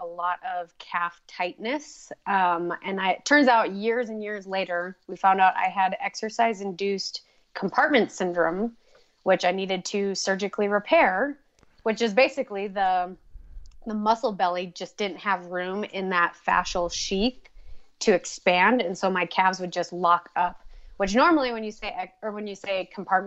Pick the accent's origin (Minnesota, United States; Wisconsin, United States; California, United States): Minnesota, United States; northern; moved away as an adult; also born or lived in Boise, Idaho; now in Idaho, United States; Originally from Minnesota. So when I was pretty young, I moved up to northern Minnesota. And so I grew up in the sticks